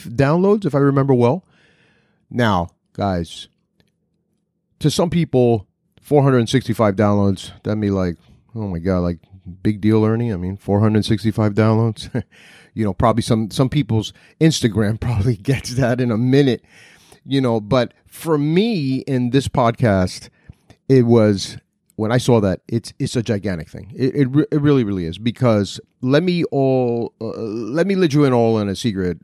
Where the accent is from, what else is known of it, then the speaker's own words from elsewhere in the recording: Newark, New Jersey, United States; I was born in Newark, New Jersey